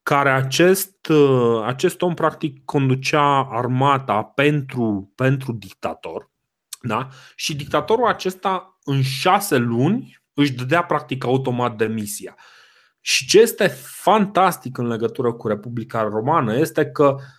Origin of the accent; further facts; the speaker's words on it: Romania; noi ca români